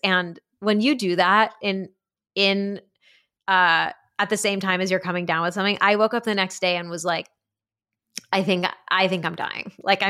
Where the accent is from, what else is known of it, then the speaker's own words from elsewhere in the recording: New Haven, Connecticut, United States; No, I did. I grew up in New Haven.